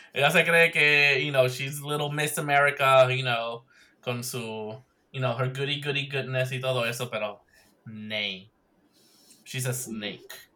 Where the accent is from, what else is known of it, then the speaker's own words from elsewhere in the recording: Puerto Rico; moved away; yo soy del área de Mayagüez